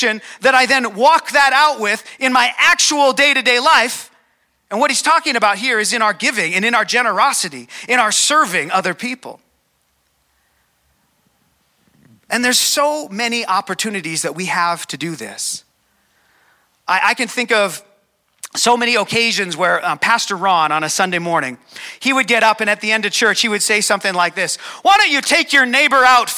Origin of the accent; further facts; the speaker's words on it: Calgary, Alberta, Canada; So I was born here in Calgary. I've never lived anywhere else.